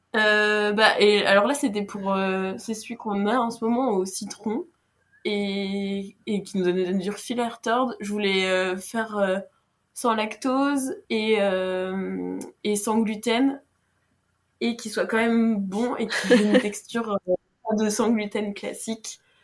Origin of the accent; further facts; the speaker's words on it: Brittany, France; je suis bretonne